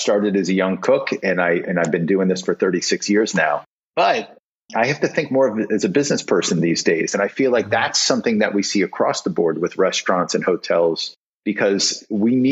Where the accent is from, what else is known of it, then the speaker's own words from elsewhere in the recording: New England, United States; growing up in New England